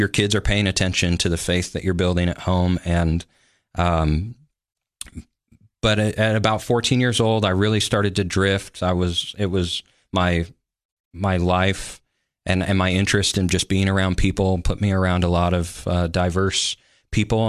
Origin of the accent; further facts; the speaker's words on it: Sioux City, Iowa, United States; moved away as an adult; also born or lived in Denver, Colorado / Olathe, Kansas; now in Tennessee, United States; I call Sioux City on the western side of the state my home. That's where, um, I made friends and grew up